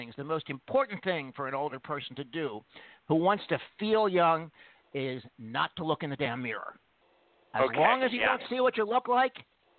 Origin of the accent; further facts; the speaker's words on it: Philadelphia, Pennsylvania, United States; The great city of Philly.